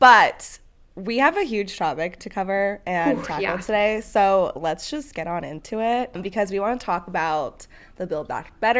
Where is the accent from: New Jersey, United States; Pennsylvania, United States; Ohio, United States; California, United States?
California, United States; moved away; literally my hometown where I grew up, super small town.